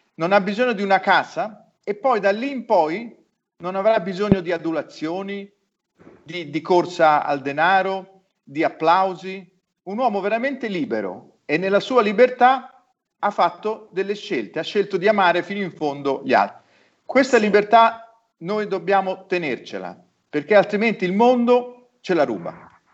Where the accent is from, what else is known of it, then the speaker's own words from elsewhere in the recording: Florence, Tuscany, Italy; nella mia città di origine, a Firenze